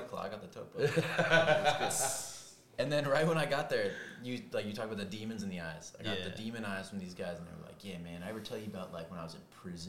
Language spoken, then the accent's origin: English; Los Angeles, California, United States; I'm from